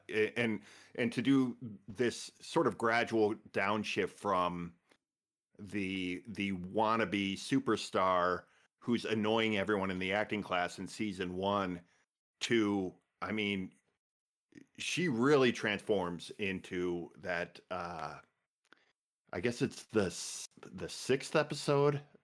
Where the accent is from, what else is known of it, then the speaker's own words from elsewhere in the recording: Midwest, United States; I'm from the Midwest